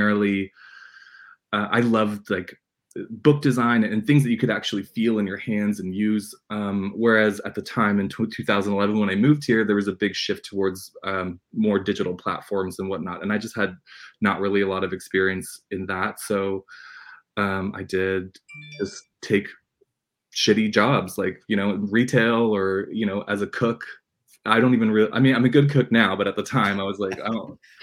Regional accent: Red Lake, Ontario, Canada; moved away; I grew up in a little tiny community called Madsen

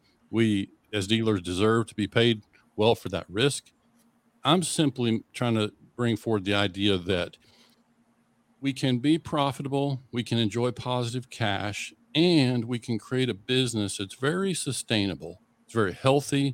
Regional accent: Western Oklahoma, United States; growing up in Western Oklahoma, that's farm country

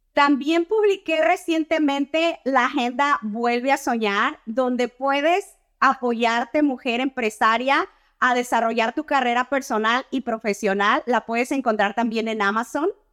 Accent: Torreón, Coahuila, Mexico; moved away as an adult; now in United States; soy ciudadana americana nacida en Torreón, Coahuila, México. Llegué Ah, en el 2008 con un pequeño niño de tres años de edad.

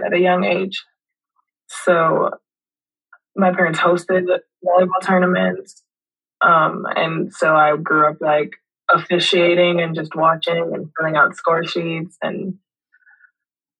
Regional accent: Kingston, Jamaica; now in Louisville, United States; I'm from Kingston, Jamaica. I was born and raised there.

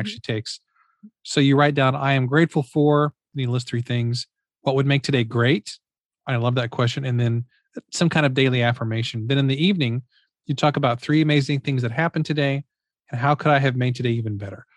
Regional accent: Missouri, United States; I'm from Missouri

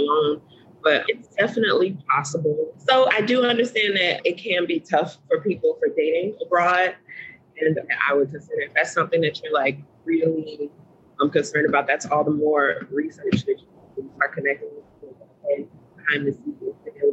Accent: Chicago, Illinois, United States; moved away as an adult; now in Cambodia; I grew up in Chicago

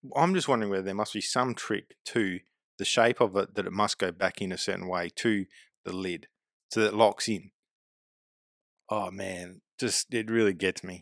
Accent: Adelaide, South Australia, Australia; also born or lived in West Lakes / Murray Bridge / Port Pirie / Glenelg; I was born in Adelaide. Grew up in my formal years, I guess, at West Lakes, but moved around a lot, living in Murray Bridge and Port Pirie

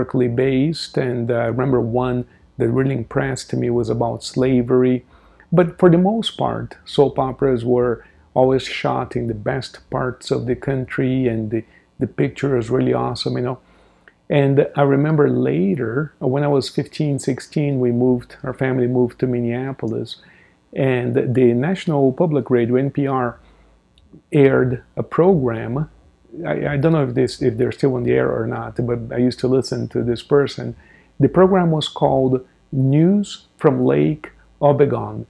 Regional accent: Brazil; moved away; I remember when I was a child in Brazil, I grew up in Brazil

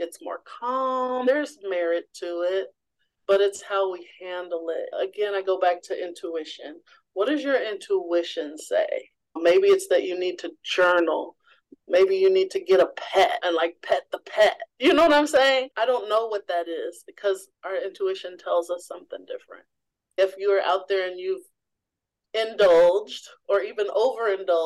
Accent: Missouri, United States; I grew up in the Show Me State in Missouri

